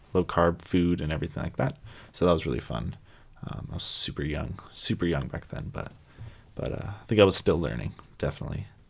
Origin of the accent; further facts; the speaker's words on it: San Francisco Bay Area, California, United States; also born or lived in Toronto, Canada; I was born in Toronto, Canada. Uh, then I moved down to the San Francisco Bay Area when I was about three or four. Um, so I would definitely say that I grew up in the San Francisco Bay Area